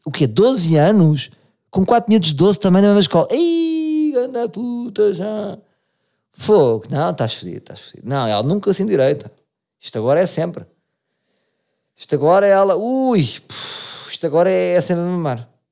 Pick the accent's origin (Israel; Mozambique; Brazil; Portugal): Portugal; como somos tugas